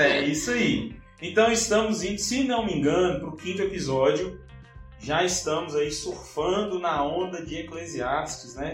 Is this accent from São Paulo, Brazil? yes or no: no; Montes Claros, Minas Gerais, Brazil; nós somos do norte de Minas, né? Hum. Somos de Montes Claros, norte de Minas